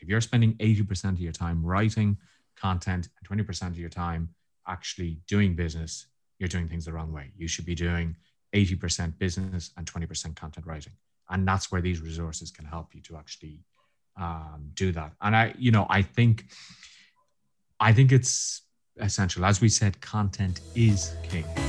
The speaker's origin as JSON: {"language": "English", "country": "Ireland", "said": "being Irish"}